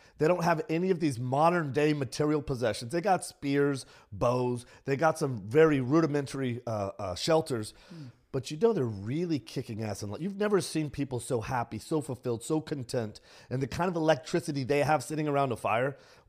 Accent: San Antonio, Texas, United States; It was in San Antonio, not in a good neighborhood in San Antonio.

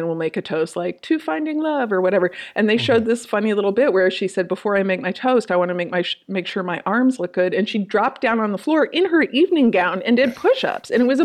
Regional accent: Minnesota, United States; I'm from Minnesota

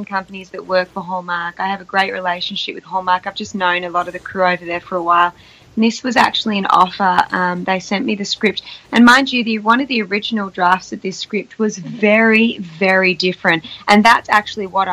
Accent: Australia; accent: Australian; when I'm surrounded around the Aussies, you can probably tell my accent's really thick

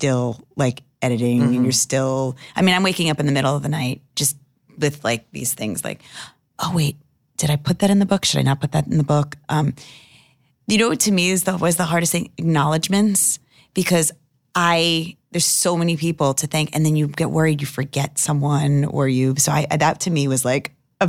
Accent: Long Island, New York, United States; We're from Long Island

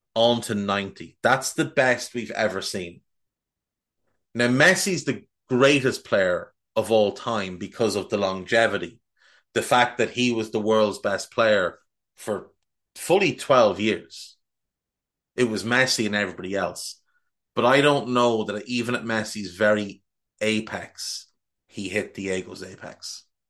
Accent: Ireland; I'm Irish, and that's how we say it

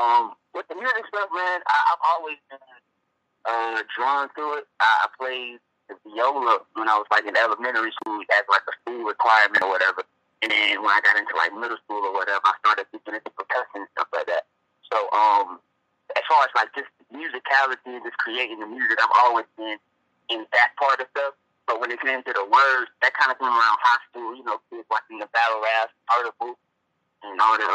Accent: Columbia, South Carolina, United States; I'm a nigga from South Carolina, bro. I'm from Columbia, South Carolina.

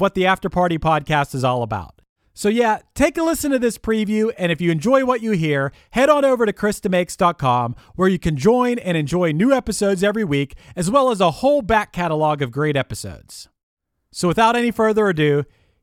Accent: Pittsburgh, Pennsylvania, United States; I'm from Pittsburgh

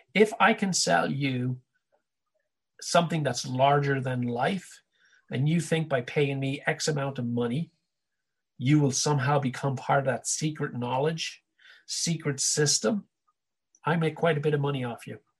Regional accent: Ireland; growing up in Ireland in the '70s wasn't much fun

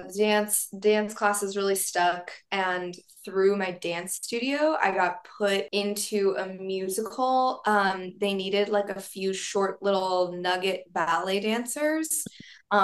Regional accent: Kansas City, United States; my hometown, Kansas City

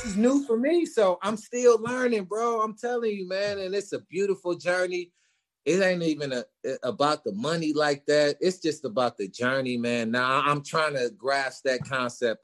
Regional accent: Milwaukee, Wisconsin, United States; moved away as an adult; now in Arizona, United States; I'm from Milwaukee

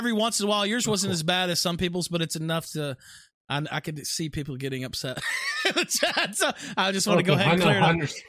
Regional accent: West Memphis, Arkansas, United States; I am from West Memphis, and actually was born in Memphis, lived across the river there in West Memphis for the first 20 years of my life. You know, that's where I'm from.

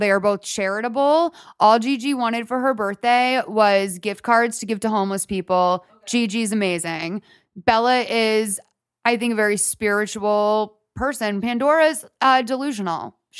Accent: Ireland; I am Irish, so I'm constantly dry.

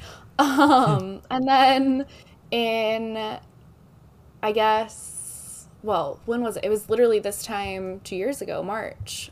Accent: Dallas, Texas, United States; moved away; also born or lived in Oklahoma; I was born in Oklahoma, uh, raised in Dallas, bounced around, and now I'm back here.

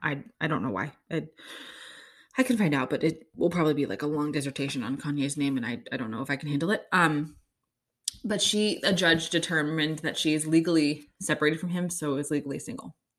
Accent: Kansas City, Missouri, United States; I'm from Kansas City

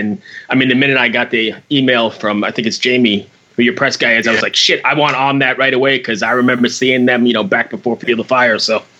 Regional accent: Valley Stream, New York, United States; I'm from Valley Stream out on Long Island, but grew up going to Lemoore.

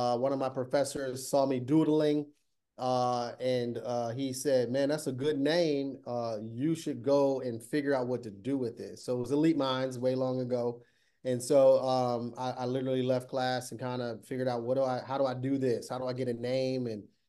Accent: Toledo, Ohio, United States; moved away as an adult; also born or lived in Pittsburgh; I grew up in Toledo, Ohio

